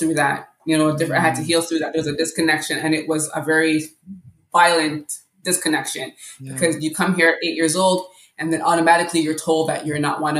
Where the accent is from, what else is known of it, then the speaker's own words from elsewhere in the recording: Canada; also born or lived in Jamaica; Well, I was born in Jamaica. I came to Canada at 8 years old.